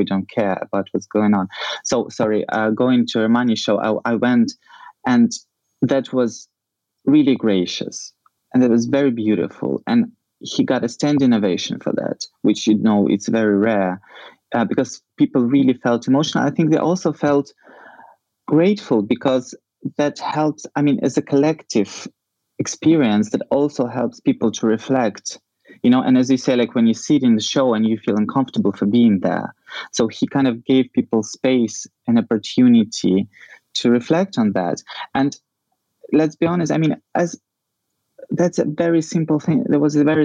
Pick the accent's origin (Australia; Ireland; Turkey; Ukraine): Ukraine; Ukraine, in geographical sense, you know, we are in this, in the heart of Europe